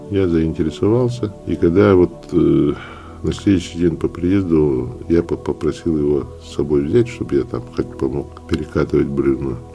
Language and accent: Russian; Vilyuysk, Sakha Republic, Russia; born there; Ну, я родился в Вилюйске, окончил Якутский государственный университет по специальности историк.